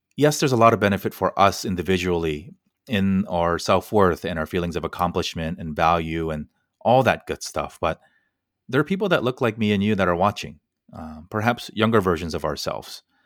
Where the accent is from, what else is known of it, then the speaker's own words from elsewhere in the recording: United States; decades of me growing up in America